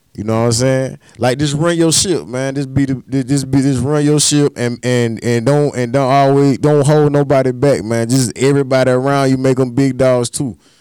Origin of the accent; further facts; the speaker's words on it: Darlington, South Carolina, United States; moved away; also born or lived in Columbia, South Carolina; I, am from Darlington, but I tell people I'm from Columbia, Columbia